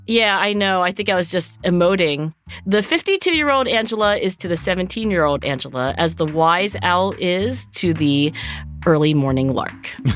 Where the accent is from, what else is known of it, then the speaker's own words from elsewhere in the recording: Cherry Hill, New Jersey, United States; growing up in Cherry Hill, New Jersey